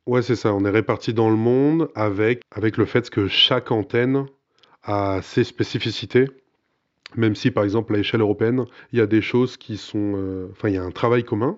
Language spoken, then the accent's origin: French; Burgundy, Bourgogne-Franche-Comté, France; je suis bourguignon